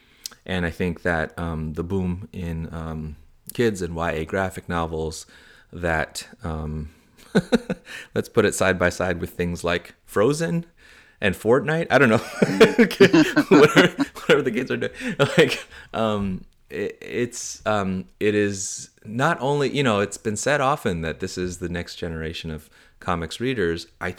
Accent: San Francisco, California, United States; childhood growing up in San Francisco and so on.

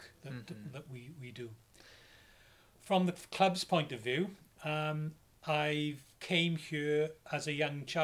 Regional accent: Merthyr Tydfil, Wales, United Kingdom; also born or lived in London; I'm originally from Merthyr

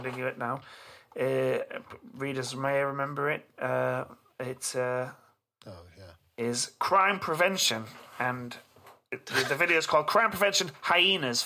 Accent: Hull, Yorkshire and the Humber, United Kingdom; I grew up in Hull, which is was for a while, quite a while, the car crime capital of the country, of the nation.

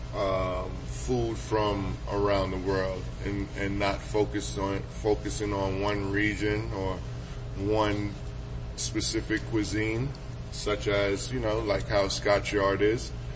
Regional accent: New York City, New York, United States; Me growing up in New York City is a big melting pot

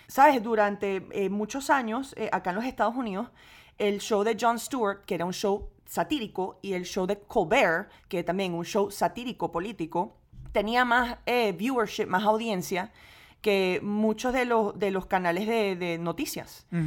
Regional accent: Venezuela; now in United States; yo crecí en gran parte en Venezuela

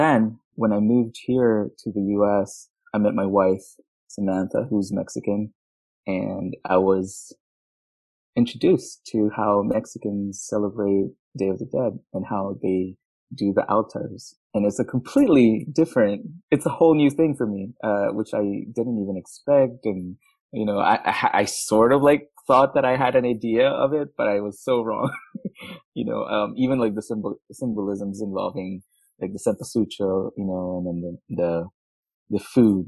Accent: Manila, Metro Manila, Philippines; now in Houston, United States; I was born and raised in Manila, Philippines, and I moved to Houston, Texas in 2004

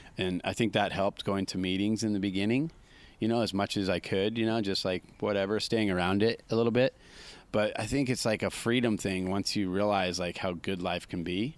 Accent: Santa Cruz, California, United States; how I was brought up in Santa Cruz with Vince Collier and all those

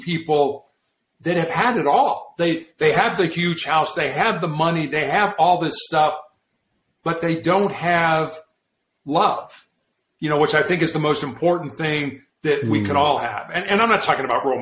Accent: Chicago, Illinois, United States; I grew up in Chicago

